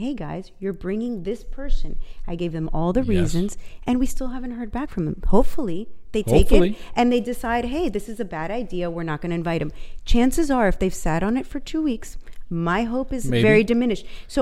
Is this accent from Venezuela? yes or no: yes; Venezuela; moved away; I grew up in Venezuela